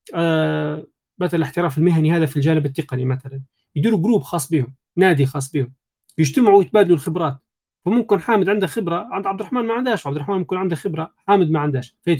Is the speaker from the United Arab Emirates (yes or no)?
no; Libya; احنا ليبيين